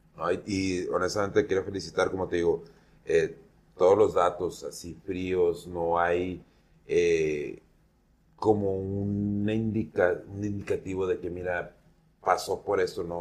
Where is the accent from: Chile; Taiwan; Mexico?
Mexico; soy mexicano